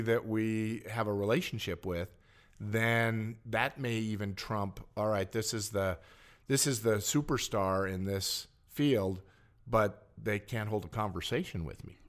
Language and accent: English; Helena, Montana, United States; I was born, raised in Helena